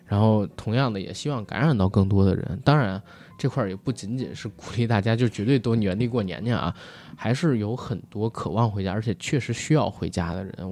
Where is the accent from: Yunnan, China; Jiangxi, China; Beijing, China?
Beijing, China; 我作为一个北京人